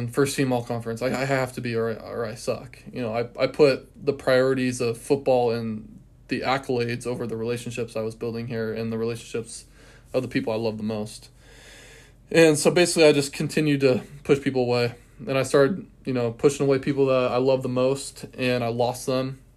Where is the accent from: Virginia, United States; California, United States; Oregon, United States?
Oregon, United States; West Linn; moved away as an adult; now in Cheney, United States; I'm from Portland, Oregon, originally, a little bit outside Portland